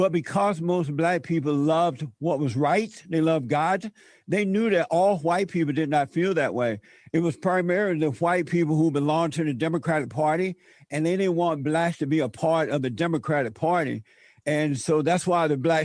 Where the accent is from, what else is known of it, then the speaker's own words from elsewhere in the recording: Alabama, United States; when I was growing up in Alabama